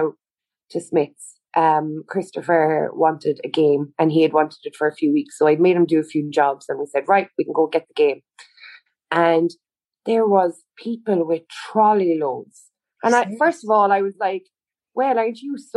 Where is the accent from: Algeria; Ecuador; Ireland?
Ireland; Tralee, County Kerry; also born or lived in Cork; I was born and raised in Tralee